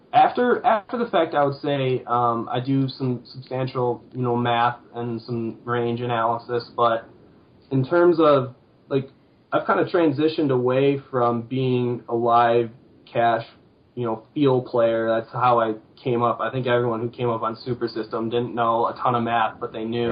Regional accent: Sterling Heights, Michigan, United States; also born or lived in East Lansing, Michigan; I'm originally from Sterling Heights, and I went away to school in East Lansing

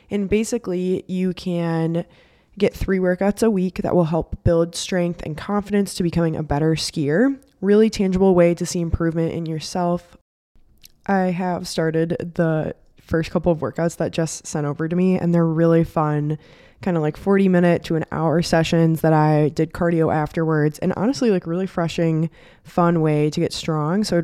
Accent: Colorado, United States; so growing up in Colorado, like it's the playground of all of the sports we love to do.

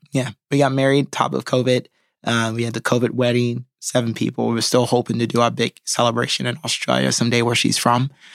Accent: Hawaii, United States; moved away; fly back home to Hawaii to shoot backstory where I grew up in my hometown.

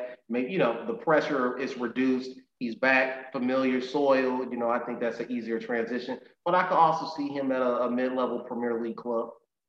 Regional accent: United States; I'm an American, man

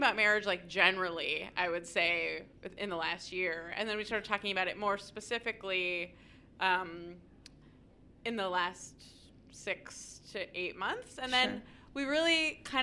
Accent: Sonoma County, California, United States; I grew up in Sonoma County

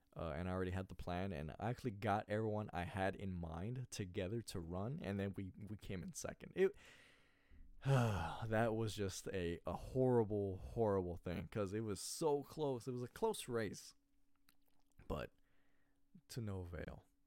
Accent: California, United States; I was born in California

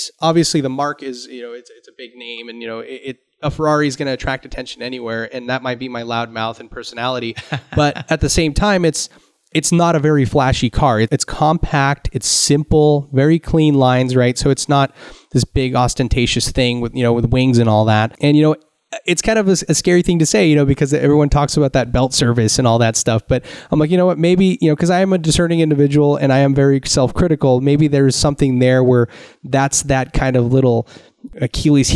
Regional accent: Santa Cruz, California, United States; I grew up in Northern California in the Santa Cruz area

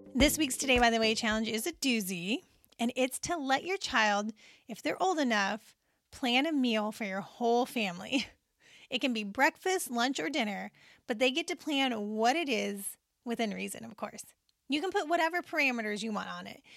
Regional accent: Seymour, Indiana, United States; I grew up in Seymour, Indiana, a mid-sized town in southern Indiana, about sixty miles from Indianapolis

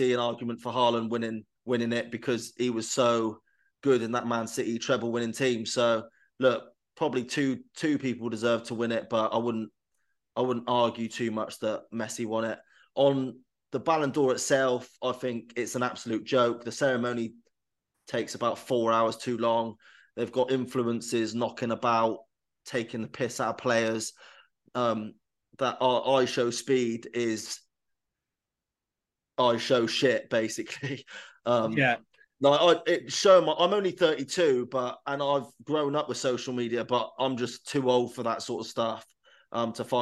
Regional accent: England, United Kingdom; as an Englishman and an English fan

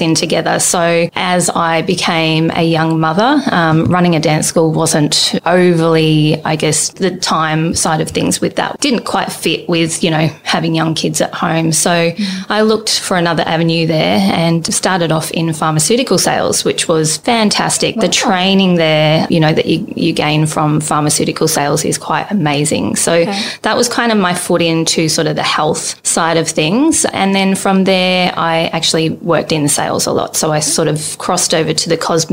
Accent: Melbourne, Victoria, Australia; moved away as an adult; now in Brisbane, Australia; I grew up back in Melbourne, Victoria

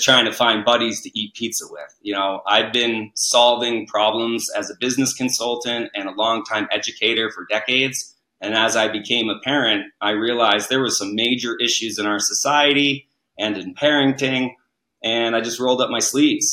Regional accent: New England, United States; moved away; I grew up in New England

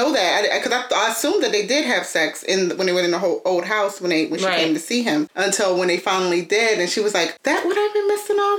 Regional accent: Northumberland County, Virginia, United States

